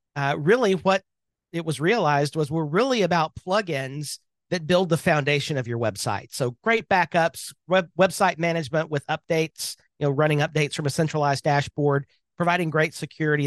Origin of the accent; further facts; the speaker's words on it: Birmingham, Alabama, United States; I am from Birmingham, Alabama